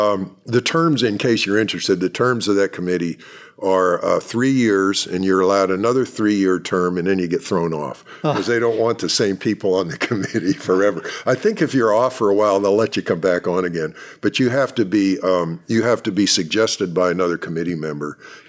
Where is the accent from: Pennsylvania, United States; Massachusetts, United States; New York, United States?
Pennsylvania, United States; And I grew up in Central Pennsylvania.